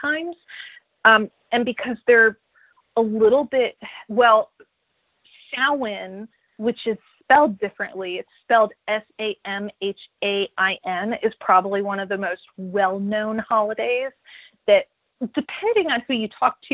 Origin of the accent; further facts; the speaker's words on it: Northeast, United States; moved away as an adult; now in Nashville, United States; I'm from the Northeast, so I went to the Big E, and it was like this agricultural fair